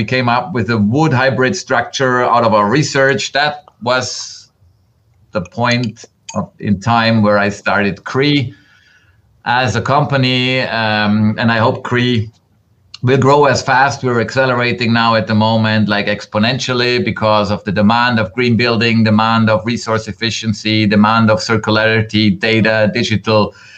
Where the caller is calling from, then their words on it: Bregenz, Vorarlberg, Austria; English is a second language; I'm stepping in from Bregenz, Austria, right at the German-Swiss border in the heart of Europe.